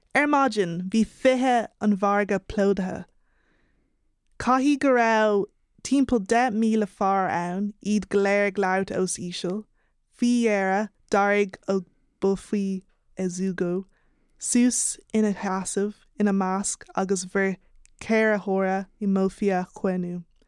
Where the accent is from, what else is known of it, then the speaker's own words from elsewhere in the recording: Ireland; being of Nigerian heritage and growing up in Ireland